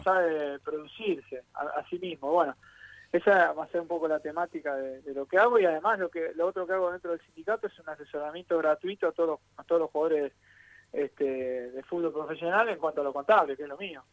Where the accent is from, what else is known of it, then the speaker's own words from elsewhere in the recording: Buenos Aires, Argentina; yo soy del barrio de Caballito